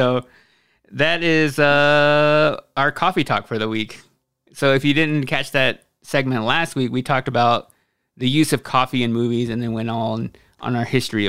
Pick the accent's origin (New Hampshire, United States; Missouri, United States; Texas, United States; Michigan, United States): Michigan, United States; I'm a casual coffee drinker. I grew up in Michigan, so my favorite is Bigby.